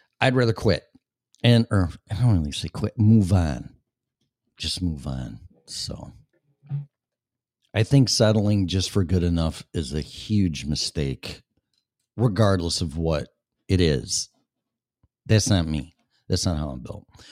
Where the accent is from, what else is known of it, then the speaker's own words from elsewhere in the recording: Chicago, Illinois, United States; accent: Chicago; moved away as an adult; also born or lived in Colorado / Denver; now in Florida, United States; I was born and raised in Illinois and been downtown Chicago in August